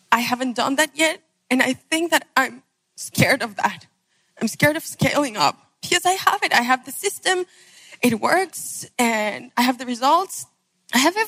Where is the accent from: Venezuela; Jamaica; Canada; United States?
Venezuela; I'm from Venezuela